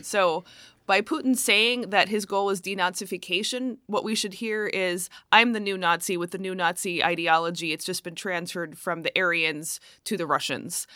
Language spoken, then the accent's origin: English; United States; speaking as an American